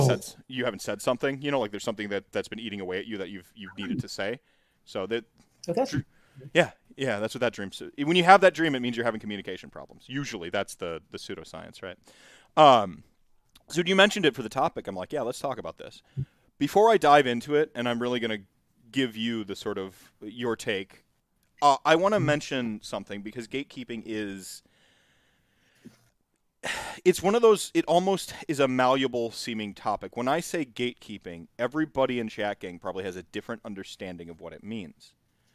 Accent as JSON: {"language": "English", "country": "United States", "said": "as an American"}